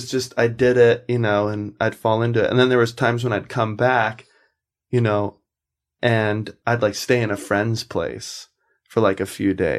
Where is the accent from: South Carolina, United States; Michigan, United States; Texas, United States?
South Carolina, United States; I have no freaking idea, man. I'm from South Carolina.